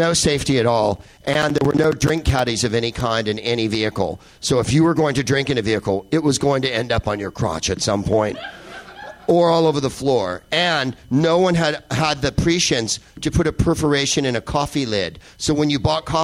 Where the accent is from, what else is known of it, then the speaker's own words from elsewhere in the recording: San Carlos, California, United States; I grew up in San Carlos, California, which is the whitest place on the face of Earth